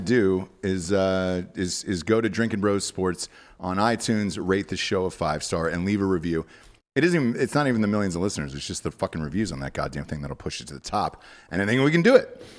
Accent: Atlanta, Georgia, United States; I'm from Atlanta

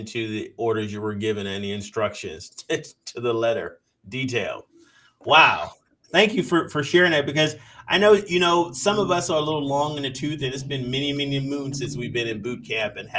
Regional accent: Parris Island, South Carolina, United States; I grew up around Paris Island

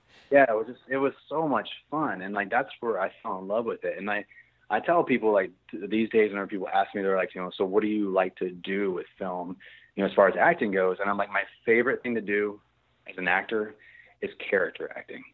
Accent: Virginia, United States; moved away as an adult; now in Texas, United States; I'm from Virginia, so I grew up with the snow and all that stuff.

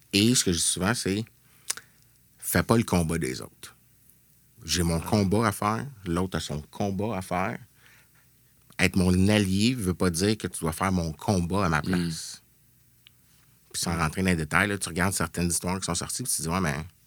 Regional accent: Montreal, Quebec, Canada; also born or lived in Pointe-aux-Trembles, Montreal; j'ai grandi dans Rosemont

